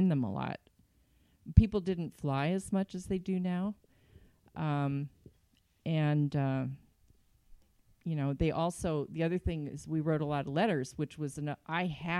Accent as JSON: {"language": "English", "region": "California", "country": "United States", "tie": "born or raised there", "also_born_or_lived": "Yuba City, California / Santa Monica, California"}